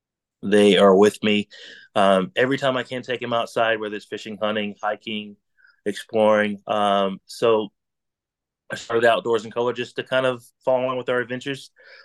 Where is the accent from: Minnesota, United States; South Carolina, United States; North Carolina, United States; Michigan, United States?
North Carolina, United States; I'm from Central North Carolina. Just an avid outdoorsman, born and raised in the woods, and come from a family of hunting.